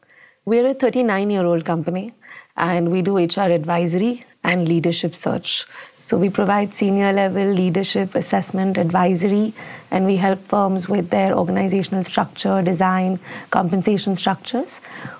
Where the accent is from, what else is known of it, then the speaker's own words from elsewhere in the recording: India; I'm from India.